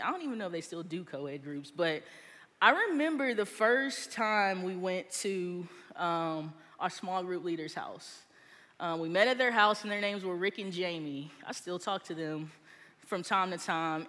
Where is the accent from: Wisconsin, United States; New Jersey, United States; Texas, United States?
Texas, United States; now in Georgia, United States; I grew up in Texas and I went to Church of Christ